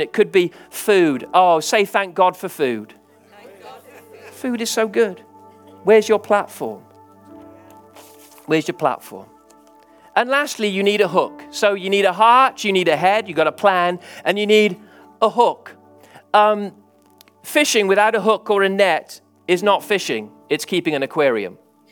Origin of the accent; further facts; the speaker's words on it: England, United Kingdom; I'm English.